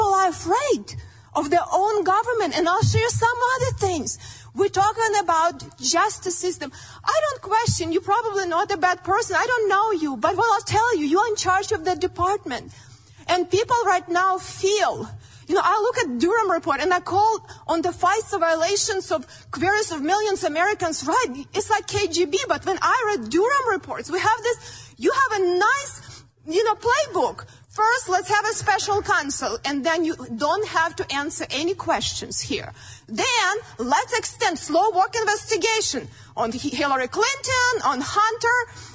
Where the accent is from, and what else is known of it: Ukraine; born or raised there; moved away as an adult; now in United States